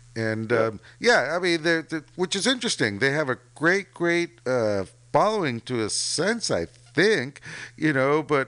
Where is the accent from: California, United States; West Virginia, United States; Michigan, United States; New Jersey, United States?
California, United States; San Mateo; I grew up in San Mateo.